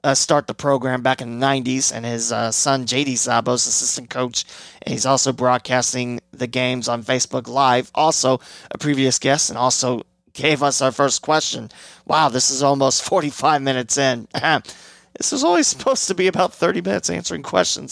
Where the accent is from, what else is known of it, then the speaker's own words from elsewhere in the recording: Cincinnati Dayton, Ohio, United States; Cincinnati Dayton's my hometown. It's my backyard. It's where I grew up, and this is where I've always lived